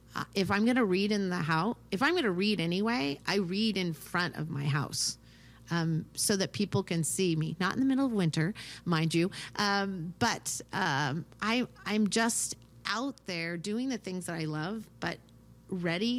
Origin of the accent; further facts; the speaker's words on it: United States; also born or lived in Ukraine; we grew up here in America